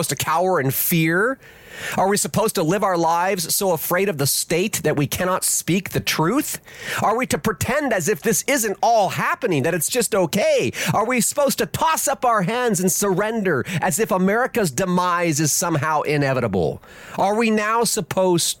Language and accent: English; United States; I am an American peasant